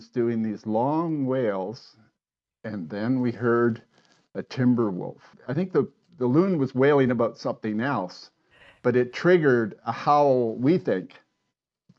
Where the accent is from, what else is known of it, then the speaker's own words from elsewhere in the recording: Toronto, Ontario, Canada; moved away; I was brought up in Toronto